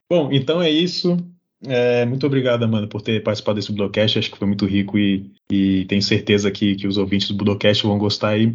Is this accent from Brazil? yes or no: no; Japan; como eu sou japonês, eu já tenho que saber.